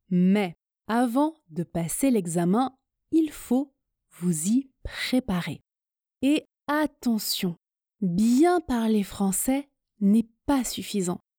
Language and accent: French; France; first language French; Je suis française, le français est ma langue maternelle, j'ai un niveau C2 en français.